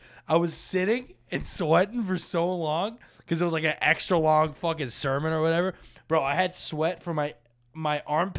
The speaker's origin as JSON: {"language": "English", "town": "Boca Raton", "region": "Florida", "country": "United States", "tie": "born or raised there", "said": "Dude, I grew up in Boca, where everyone's Jewish, so we had like two churches."}